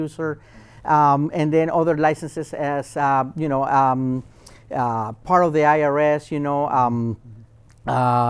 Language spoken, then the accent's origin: English; Chile; now in United States; I'm from Chile, South America